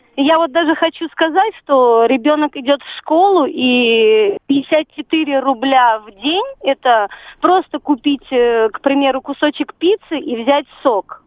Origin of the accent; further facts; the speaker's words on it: Dagestan, Russia; now in Volgograd, Russia; Мы сами родом с Дагестана, но живем сейчас в Волгограде.